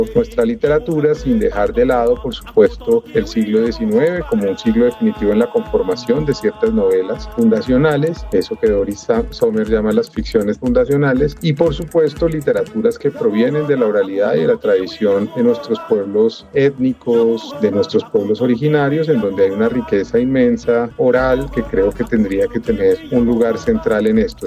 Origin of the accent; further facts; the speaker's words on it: Bogotá, Colombia; quienes crecimos en Bogotá